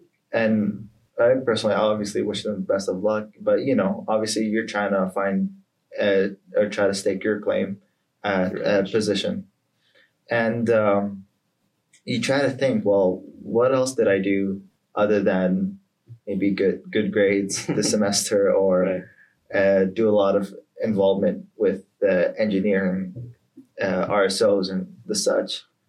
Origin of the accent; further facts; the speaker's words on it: Atlanta, Georgia, United States; born there; My family's from Palestinian Jordanian, but I was born in Atlanta, Georgia.